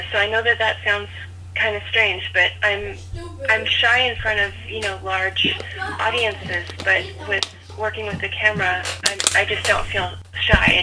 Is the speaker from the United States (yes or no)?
no; Toronto, Ontario, Canada; I was born and raised in Toronto